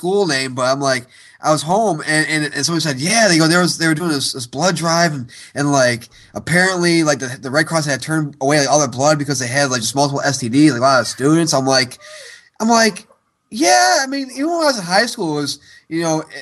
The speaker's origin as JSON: {"language": "English", "town": "Syracuse", "region": "New York", "country": "United States", "tie": "born or raised there", "moved": "yes", "said": "my hometown of Syracuse"}